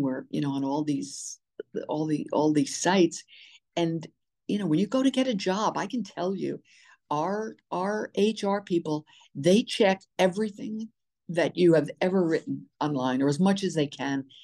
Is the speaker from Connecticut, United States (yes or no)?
no; New York City, New York, United States; also born or lived in Short Hills, New Jersey; I was born in New York City, born and raised